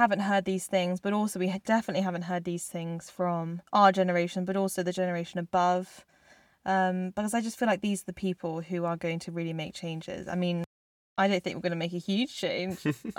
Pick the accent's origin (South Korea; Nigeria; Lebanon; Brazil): South Korea; born there; I am half South Korean, and I was born in South Korea, and that is me.